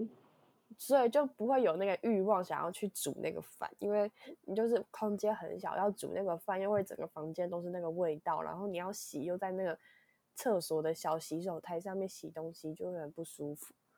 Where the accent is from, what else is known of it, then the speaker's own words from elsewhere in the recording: Hsinchu, Taiwan; also born or lived in Yonghe, New Taipei; now in New Taipei, Taiwan; 我是新竹人